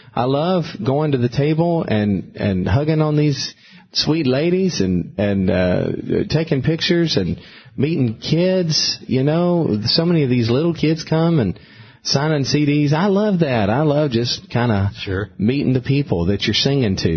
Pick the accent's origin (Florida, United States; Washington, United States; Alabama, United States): Alabama, United States; now in Brentwood, United States; I grew up in Alabama